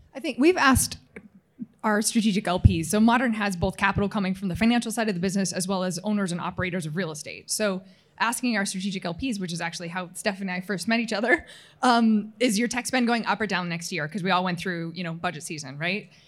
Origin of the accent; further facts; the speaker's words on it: Utah, United States; moved away as an adult; also born or lived in Houston; now in Chicago, United States; in my twenties in my home state of Utah.